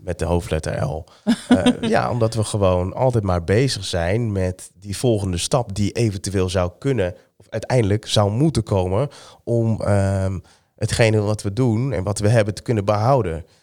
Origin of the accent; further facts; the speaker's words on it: Amsterdam, North Holland, Netherlands; ik ben geboren in Amsterdam